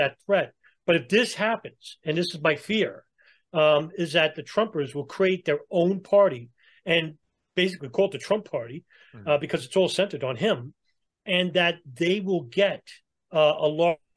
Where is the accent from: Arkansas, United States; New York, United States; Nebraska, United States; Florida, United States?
New York, United States; I'm from New York and I grew up around those people